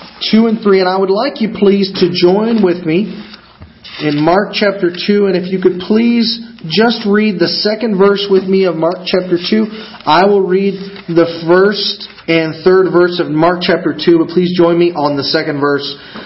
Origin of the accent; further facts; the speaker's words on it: Argentina; also born or lived in Kankakee, Illinois, United States; So I'm originally from up north. I was born in Bourbonnais or Kankakee, Illinois. That's where I was originally born, and as your pastor mentioned, I actually grew up on the mission field in the country of Argentina.